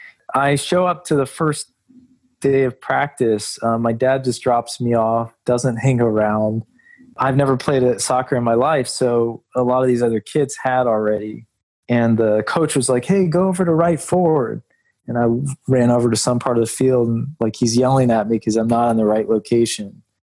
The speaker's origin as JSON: {"language": "English", "region": "Alabama", "country": "United States", "tie": "born or raised there", "also_born_or_lived": "Indianapolis / Charlotte / Lexington", "said": "because I was born in Indianapolis. We lived there for a while. We were in Charlotte, North Carolina, and then we moved to Alabama. Then we were in Lexington, Kentucky."}